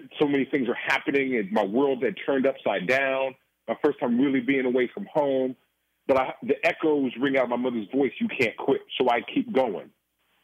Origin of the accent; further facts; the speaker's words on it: Oakland, California, United States; going to Boston University, being born and raised in Oakland, California